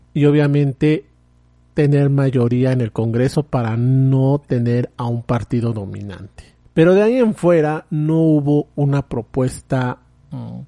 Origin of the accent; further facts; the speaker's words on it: Mexico; en mi país